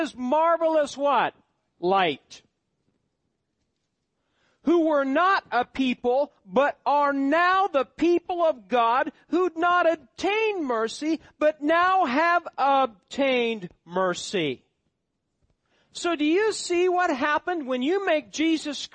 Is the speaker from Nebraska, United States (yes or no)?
yes; Nebraska, United States; moved away; My hometown. Drug infested. This high on the wealth, probably the highest on the welfare list of all the counties in Nebraska